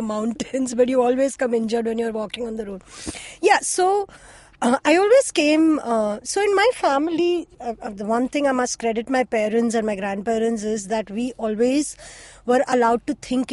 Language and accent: English; Mumbai, Maharashtra, India; they moved to the place that I currently live in when I was born. So that is, I was born in Chembur as well